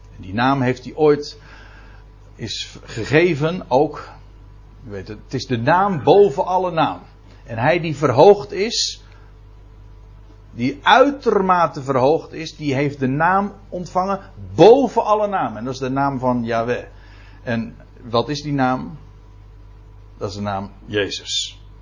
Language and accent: Dutch; Netherlands